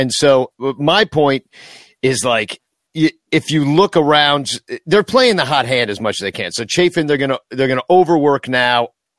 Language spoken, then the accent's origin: English; Iowa, United States; I am from Iowa. Des Moines isn't that bad.